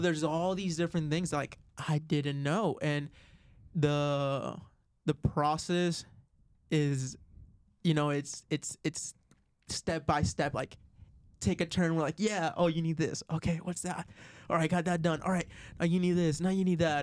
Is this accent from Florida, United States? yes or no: yes; Florida, United States; now in Arizona, United States; I'm originally from Florida